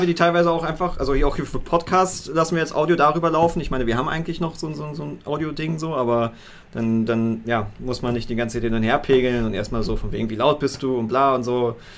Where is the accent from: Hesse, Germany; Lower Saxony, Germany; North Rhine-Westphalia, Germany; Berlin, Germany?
Berlin, Germany; als Berliner